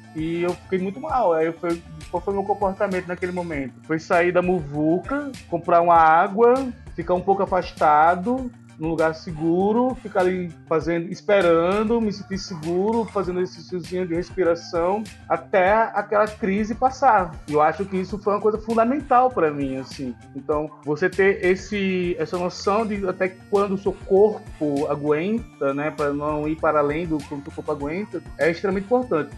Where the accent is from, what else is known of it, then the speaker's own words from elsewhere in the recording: Northeast Region, Brazil; now in São Paulo, Brazil; Eu sou nordestino